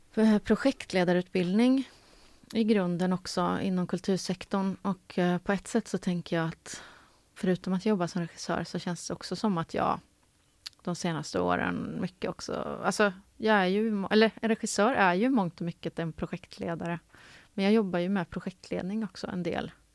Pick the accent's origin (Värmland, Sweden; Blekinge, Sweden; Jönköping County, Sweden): Värmland, Sweden; Karlstad; moved away as an adult; Jag är uppvuxen i Karlstad i Värmland